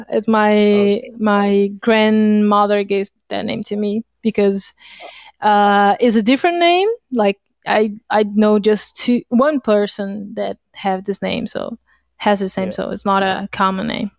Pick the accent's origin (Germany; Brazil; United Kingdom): Brazil; English is a second language; I am from Brazil. I live here since I was born, so that's my place.